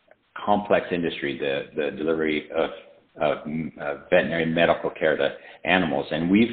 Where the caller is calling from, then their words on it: Knoxville, Tennessee, United States; I'm calling from Knoxville, Tennessee